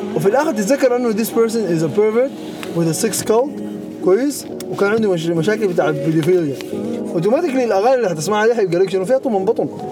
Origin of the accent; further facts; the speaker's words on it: Sudan; احنا مثلا كسودانيين